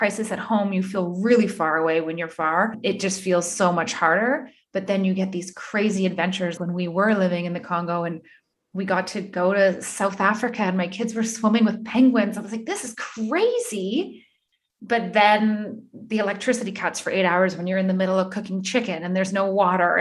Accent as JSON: {"language": "English", "town": "Thunder Bay", "region": "Ontario", "country": "Canada", "also_born_or_lived": "Calgary", "moved": "yes", "lives_now": "France", "said": "I'm from Thunder Bay"}